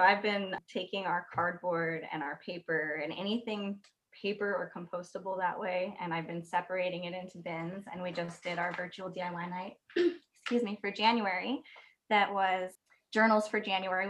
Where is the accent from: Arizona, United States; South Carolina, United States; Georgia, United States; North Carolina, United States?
Arizona, United States; now in Portland, United States; I grew up in Arizona where nothing grows